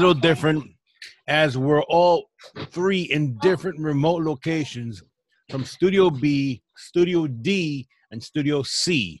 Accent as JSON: {"language": "English", "region": "East Coast", "country": "United States", "said": "Yeah, well, we're from the East Coast"}